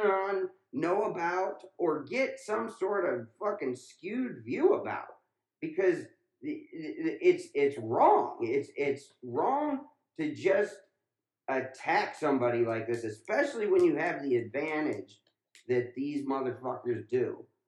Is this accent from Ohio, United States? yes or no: yes; Ohio, United States; when I was growing up in Ohio.